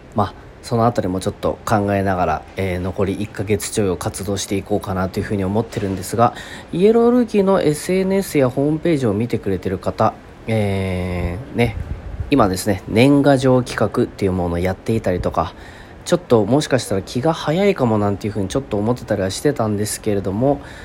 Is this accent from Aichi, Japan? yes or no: yes; Kasugai, Aichi, Japan; 地元愛知県春日井市